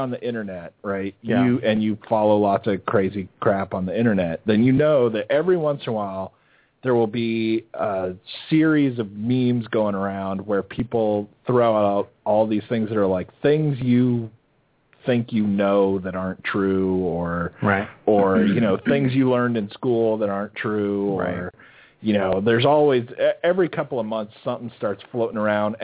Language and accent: English; Arizona, United States; moved away; I grew up in Arizona